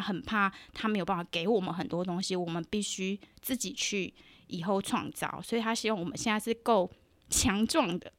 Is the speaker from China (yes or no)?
no; southern Taiwan, Taiwan; 我在南部长大